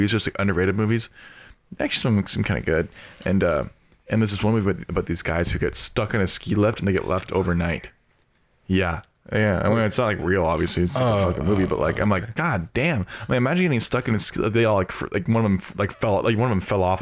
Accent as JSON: {"language": "English", "region": "Oregon", "country": "United States", "moved": "yes", "said": "I'm from Oregon"}